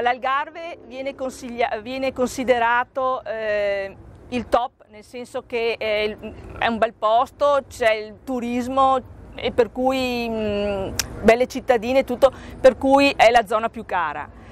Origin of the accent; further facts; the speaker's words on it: Treviso, Veneto, Italy; accent: Venetian; moved away as an adult; now in Faro, Portugal; Come potete sentire dal mio accento, sono veneta, precisamente della, dalla bellissima città di Treviso